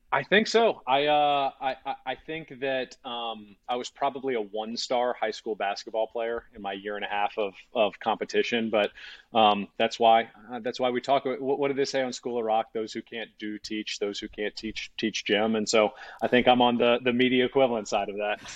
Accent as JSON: {"language": "English", "town": "Baton Rouge", "region": "Louisiana", "country": "United States", "also_born_or_lived": "Georgia", "moved": "as an adult", "said": "I was from Baton Rouge and then went to Georgia"}